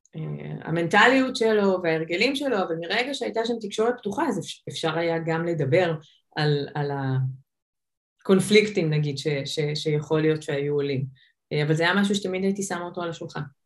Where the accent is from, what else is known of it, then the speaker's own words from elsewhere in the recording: Israel; also born or lived in United States; אני ישראלית